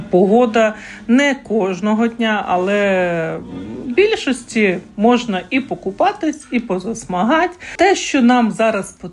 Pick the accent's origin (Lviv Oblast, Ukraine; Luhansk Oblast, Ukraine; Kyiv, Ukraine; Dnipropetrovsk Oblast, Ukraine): Kyiv, Ukraine; moved away as an adult; now in Latvia; я з Києва.